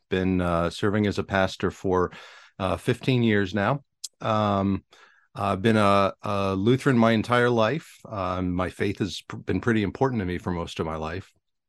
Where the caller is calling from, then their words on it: Bangor, Pennsylvania, United States; I'm in Eastern Pennsylvania, a little town called Bangor.